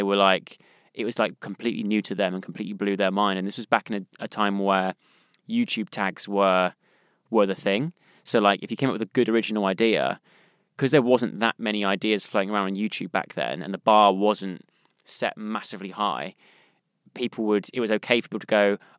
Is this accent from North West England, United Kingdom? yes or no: no; South West England, United Kingdom; accent: West Country; It's so weird how watching that back and seeing my accent's kind of changed.